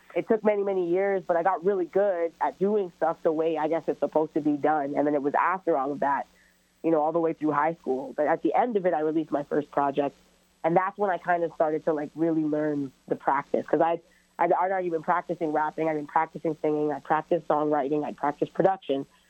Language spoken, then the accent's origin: English; Brampton, Ontario, Canada; also born or lived in Toronto; I'm born in Toronto and raised in Brampton, so I kind of identify with both areas